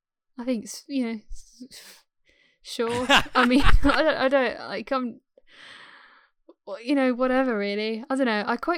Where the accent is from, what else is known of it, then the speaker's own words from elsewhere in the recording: England, United Kingdom; accent: RP; my accent is more sort of more like RP sort of generic English, like well-spoken kind of like English